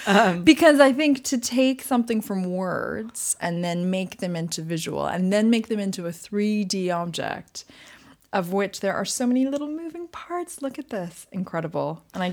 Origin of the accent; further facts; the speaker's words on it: Montreal, Quebec, Canada; I was brought up. I was born and bred in Montreal.